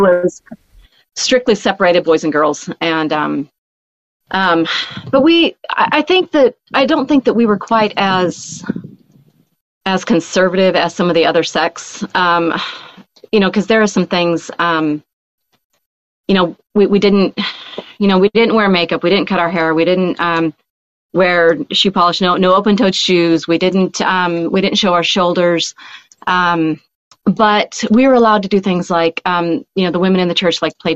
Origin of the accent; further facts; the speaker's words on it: Rapid City, South Dakota, United States; also born or lived in Oregon; I'm from South Dakota